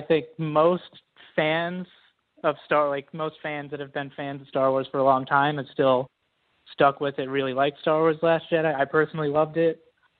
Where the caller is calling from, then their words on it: Georgia, United States; Hi, this is … calling from Georgia, United States.